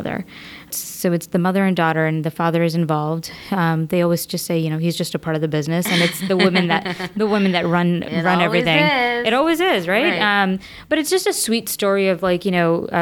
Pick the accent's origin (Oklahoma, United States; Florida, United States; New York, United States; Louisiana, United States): New York, United States; New York City; I'm a native New Yorker, born and brought up in Queens